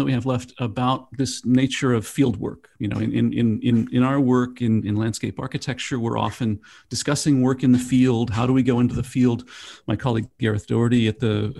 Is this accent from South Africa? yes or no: no; Orlando, Florida, United States; being born and raised in Florida